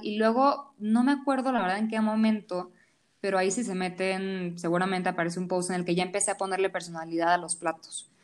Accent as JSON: {"language": "Spanish", "country": "Venezuela", "moved": "yes", "lives_now": "Mexico City, Mexico", "said": "yo soy venezolana. Llevo 15 años viviendo en Ciudad de México"}